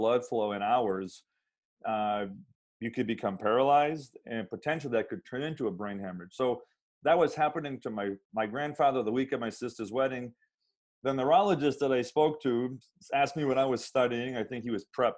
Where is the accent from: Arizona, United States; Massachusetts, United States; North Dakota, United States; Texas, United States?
Massachusetts, United States; central; moved away as an adult; now in Southern California, United States; I grew up in a kind of a small town in central Massachusetts